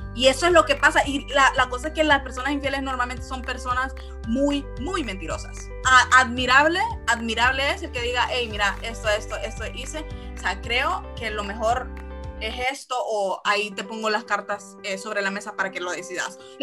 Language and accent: Spanish; San Pedro Sula, Cortés, Honduras; somos de San Pedro Sula